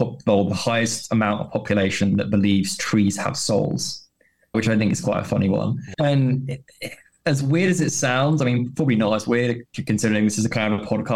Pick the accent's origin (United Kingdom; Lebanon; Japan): United Kingdom; Kent, South East England; moved away as an adult; I grew up in Kent, which is the Garden of England